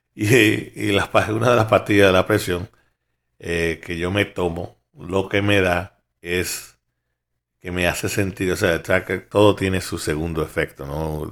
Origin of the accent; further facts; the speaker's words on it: New York, United States; yo como soy de Nueva York